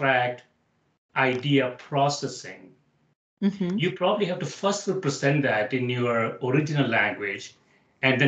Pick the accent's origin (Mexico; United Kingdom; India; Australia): India; South India; now in United States; I grew up in India. I spent half my life in India and half my life in the US